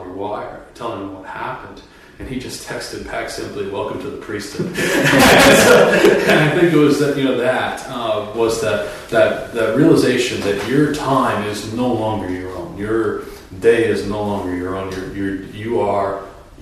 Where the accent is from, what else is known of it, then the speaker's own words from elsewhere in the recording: Massachusetts, United States; moved away; I was ordained in my home state of Massachusetts